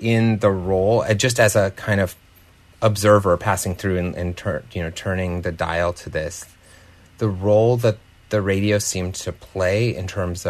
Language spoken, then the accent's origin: English; South Dakota, United States; moved away; I grew up in South Dakota, where probably about 10% of the population is Native, and had spent some time on various reservations there